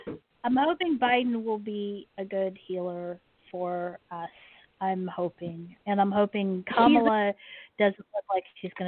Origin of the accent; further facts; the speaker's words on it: Maryland, United States; born there; I was born on Andrews, which is now called Joint Base Andrews, and it is an Air Force base